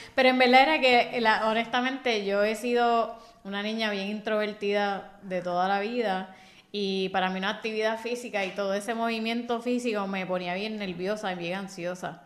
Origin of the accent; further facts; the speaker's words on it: Bayamón, Puerto Rico; Yo soy de Bayamón también